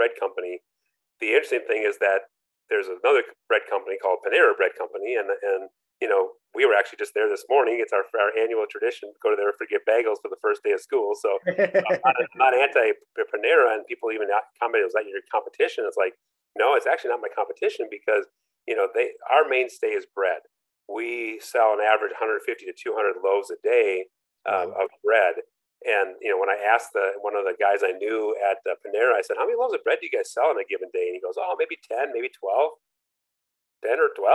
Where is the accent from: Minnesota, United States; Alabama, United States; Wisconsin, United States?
Minnesota, United States; Minneapolis; also born or lived in Orlando, Florida; now in Lafayette, United States; I grew up in Minneapolis, St. Paul, you know, large city